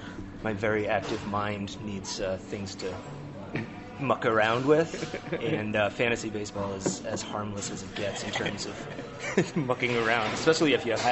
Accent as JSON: {"language": "English", "region": "New Hampshire", "country": "United States", "tie": "born or raised there", "moved": "yes", "lives_now": "New Mexico, United States", "said": "I'm originally from New England, from New Hampshire. So I was born and raised a Red Sox fan. Moved out here 22 years ago, been here ever since."}